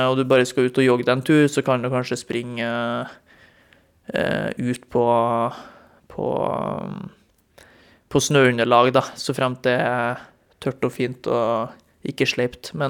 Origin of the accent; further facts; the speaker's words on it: Trondheim, Trøndelag, Norway; Når jeg bodde hjemme i Trondheim, eh, gikk på videregående, og det var en halvmeter med snø ut, og det eneste alternativet var å springe krappe svinger i Leangen ishall i Trondheim, så ble det mye mølleløping.